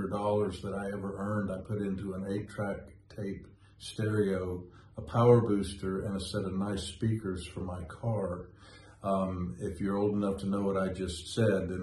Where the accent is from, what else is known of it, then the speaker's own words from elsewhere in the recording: Winston-Salem, North Carolina, United States; moved away; It's actually my hometown, but we moved to Winston when I was 25